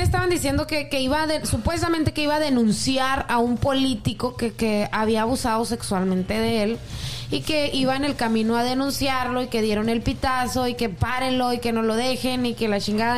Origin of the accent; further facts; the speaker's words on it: Mexico; moved away; Código Rojo Laguna, por decirte una página de allá de, mi pueblo